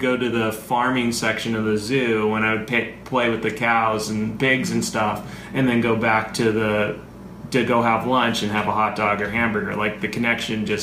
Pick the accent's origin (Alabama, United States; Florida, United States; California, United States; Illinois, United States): California, United States; I grew up in California eating meat for holidays and family functions.